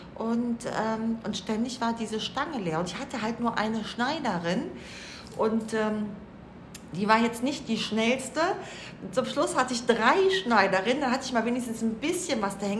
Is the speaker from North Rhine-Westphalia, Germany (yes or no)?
yes; Cologne, North Rhine-Westphalia, Germany; moved away as an adult; now in Mallorca, Spain; sind aus Köln